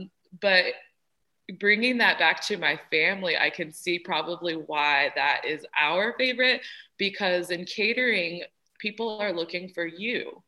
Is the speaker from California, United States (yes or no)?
yes; Bakersfield, California, United States; born there; I grew up a little bit of all over. I was actually born in Bakersfield, California, and that's where my grandmother is.